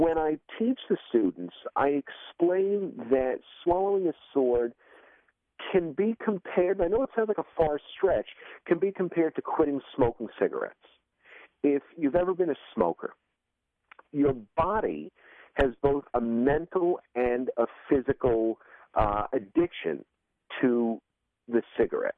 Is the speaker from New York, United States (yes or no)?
yes; New York City, New York, United States; I grew up in Coney Island